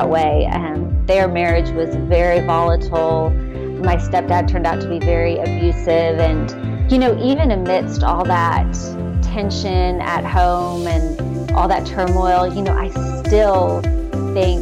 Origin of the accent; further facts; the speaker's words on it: Texas, United States; also born or lived in Ohio; when I was in second grade, we moved from Ohio to Texas